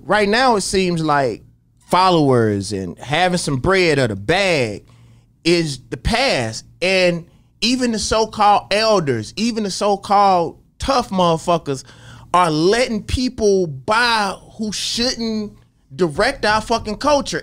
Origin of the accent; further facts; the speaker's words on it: Jackson, Mississippi, United States; growing up in Jackson, Mississippi